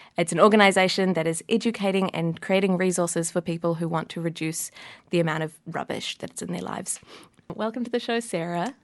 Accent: Wellington, New Zealand; I grew up in Wellington. I've lived here my whole life

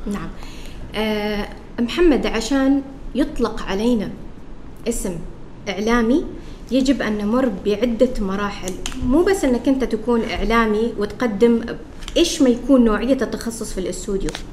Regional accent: Oman; moved away as an adult; now in Qatar; أنا الفتاة العمانية الوحيدة في مجموعة آه، قنوات بي ان سبورت

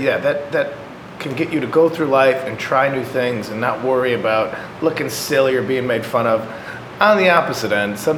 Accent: just outside of Chicago, Illinois, United States; I grew up just outside of Chicago

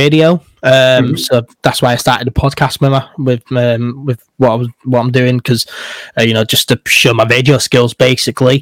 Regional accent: Leeds, Yorkshire and the Humber, United Kingdom; I'm from Leeds

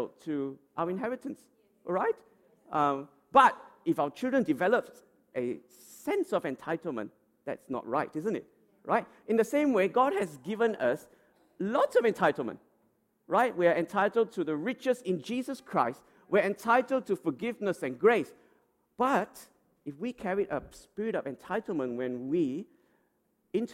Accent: Australia; as Australian citizens

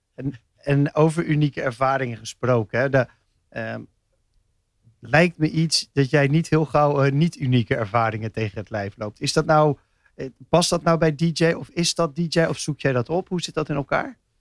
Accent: Rotterdam, South Holland, Netherlands; als echte Rotterdammer

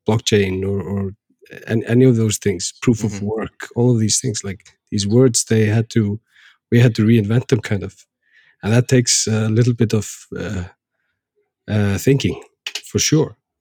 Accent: Iceland; we Icelanders

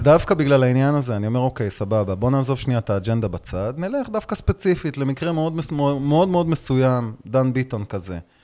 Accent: Beersheba, Southern District, Israel; גדלתי בבאר שבע

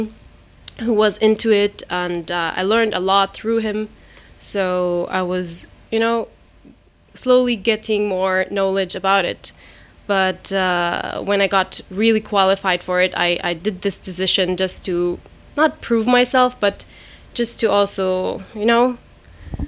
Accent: Germany; English is a second language; moved away as an adult; now in Dubai, United Arab Emirates; I grew up in Germany

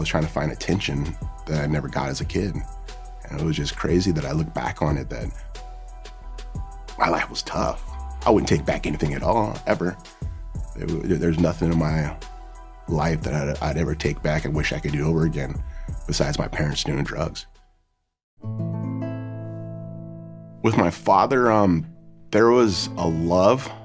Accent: Huntington Beach, California, United States; from Huntington Beach, California

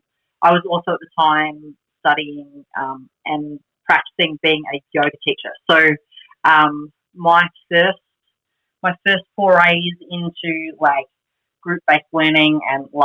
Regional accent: Australia

